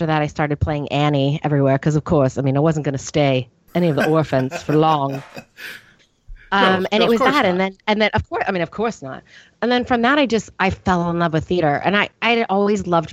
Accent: Northern California, United States; I grew up in Northern California, and I grew up on a cattle ranch.

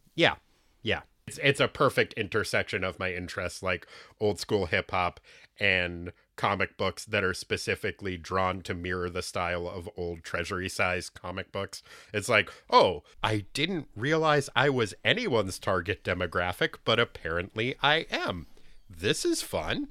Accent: New Hampshire, United States; I grew up in New Hampshire

